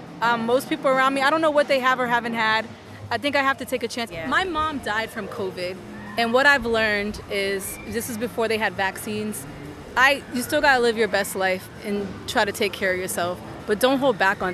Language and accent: English; Boston, Massachusetts, United States; We're from Boston, Massachusetts.